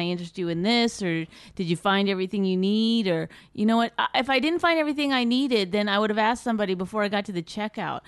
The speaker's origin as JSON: {"language": "English", "country": "Canada", "said": "I'm Canadian"}